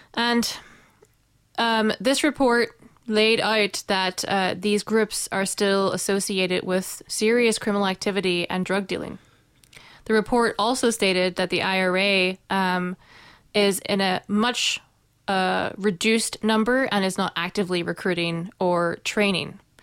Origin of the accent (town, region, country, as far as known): Northern Ireland, United Kingdom; also born or lived in New Zealand